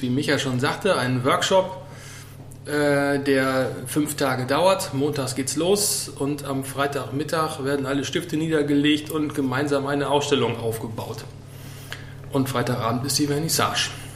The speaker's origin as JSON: {"language": "German", "area": "Sauerland", "region": "North Rhine-Westphalia", "country": "Germany", "tie": "born or raised there", "moved": "as an adult", "lives_now": "Baltrum, Germany", "said": "bin gebürtig aus dem Sauerland und jetzt seit 13 Jahren hier auf Baltrum"}